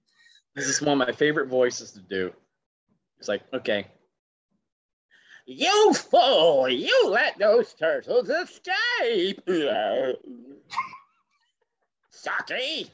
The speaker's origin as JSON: {"language": "English", "region": "the South", "country": "United States", "said": "I can just never do, and it's so weird because I'm from the South too. I should automatically be able to do Foghorn Leghorn."}